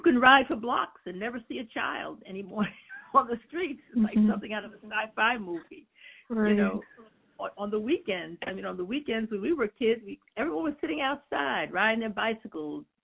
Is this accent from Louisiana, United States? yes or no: no; New York City, New York, United States; I was born and raised in Queens.